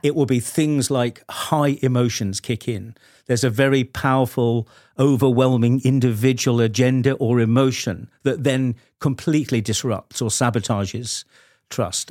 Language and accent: English; United Kingdom; as a Brit